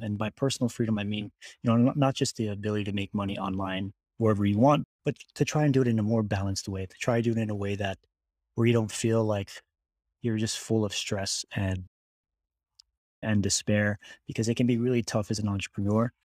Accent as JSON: {"language": "English", "region": "Hawaii", "country": "United States", "tie": "born or raised there", "also_born_or_lived": "Texas", "moved": "as an adult", "said": "I was born and raised in Hawaii"}